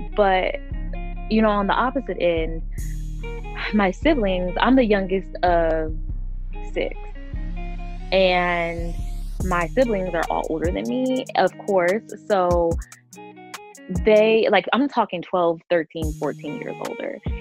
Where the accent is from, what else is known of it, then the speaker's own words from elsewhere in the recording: Denver, Colorado, United States; also born or lived in Las Vegas, Nevada; I'm from Denver, Colorado, born and raised